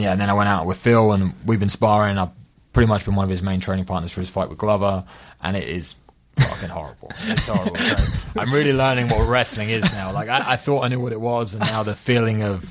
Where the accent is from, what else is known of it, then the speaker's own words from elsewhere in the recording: Chelmsford, East of England, United Kingdom; we worked at this club in Chelmsford, my hometown